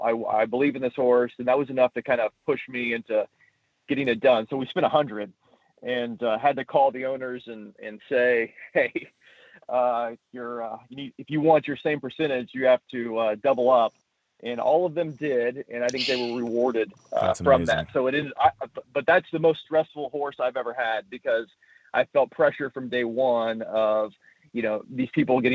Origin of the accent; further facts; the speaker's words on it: Indianapolis, Indiana, United States; moved away as an adult; now in San Diego, United States; I grew up in Indianapolis and moved to California, to San Diego in 2010